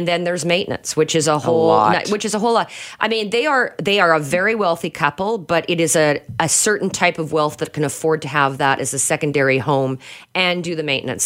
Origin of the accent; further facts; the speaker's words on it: Canada; We're Canadian.